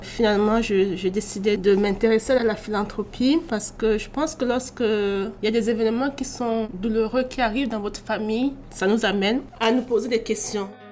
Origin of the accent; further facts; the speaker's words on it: Bordeaux, Nouvelle-Aquitaine, France; moved away as an adult; also born or lived in Cameroon; now in Quebec, Canada; je suis euh, née au Cameroun et j'ai grandi en France à Bordeaux.